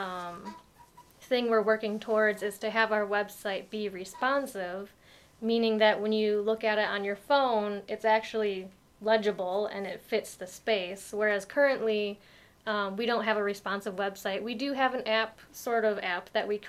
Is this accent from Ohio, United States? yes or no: no; Rogers City, Michigan, United States; I grew up in Roger City.